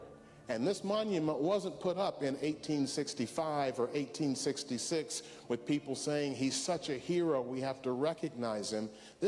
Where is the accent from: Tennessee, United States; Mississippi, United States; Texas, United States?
Tennessee, United States; Memphis; I grew up in Memphis, Tennessee.